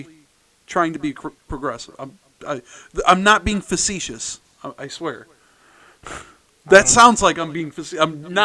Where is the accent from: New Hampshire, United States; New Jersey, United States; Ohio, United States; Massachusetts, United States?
Massachusetts, United States; Yeah, I'm from Massachusetts.